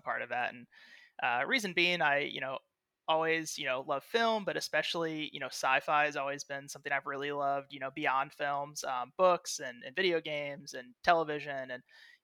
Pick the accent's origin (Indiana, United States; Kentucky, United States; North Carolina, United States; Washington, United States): Indiana, United States; Indianapolis; I am from Indianapolis, Indiana